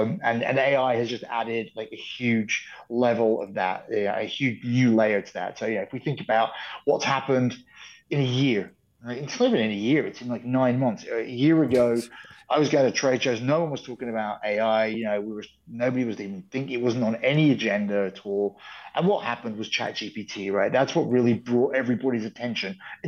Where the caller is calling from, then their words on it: Menorca, Balearic Islands, Spain; I'm joining you from Menorca in Spain, in the Iberian Peninsula, in the Balearic Islands.